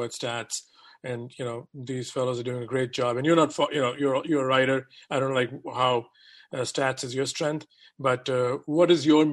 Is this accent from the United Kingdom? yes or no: no; India; as an Indian